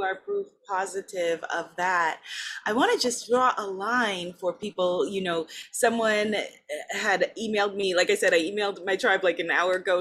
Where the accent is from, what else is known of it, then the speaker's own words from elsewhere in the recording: New York, United States; now in Guyana; I'm a New Yorker